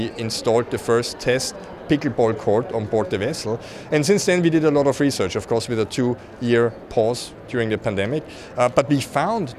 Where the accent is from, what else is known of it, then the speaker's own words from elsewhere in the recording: Austria; now in Chicago, United States; I'm from Austria originally, but I'm actually, my office is in Chicago